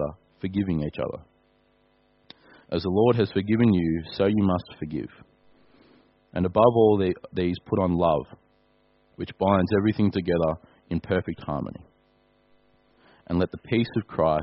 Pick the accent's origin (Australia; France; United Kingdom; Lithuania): Australia; I'm an Australian